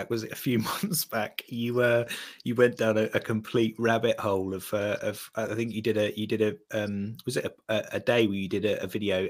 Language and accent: English; United Kingdom; I think us Brits.